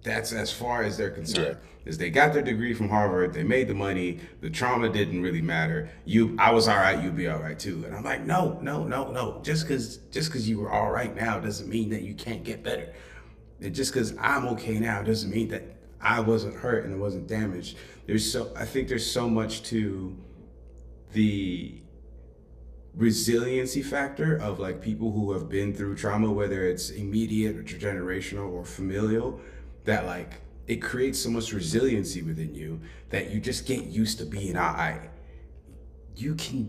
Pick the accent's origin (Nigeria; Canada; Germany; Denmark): Nigeria; now in United States; I grew up in Africa